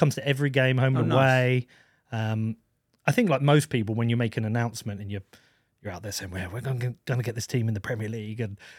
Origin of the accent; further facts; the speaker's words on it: Reading, South East England, United Kingdom; born there; I started to go to watch Reading because I was born in Reading, but again, didn't feel the connection.